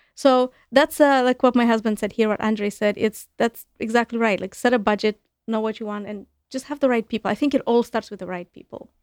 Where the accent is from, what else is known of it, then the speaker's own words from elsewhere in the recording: Chisinau, Moldova; English is a second language; moved away as an adult; now in United States; back home in my home country, in Moldova, in Chisinau, the capital where I'm from.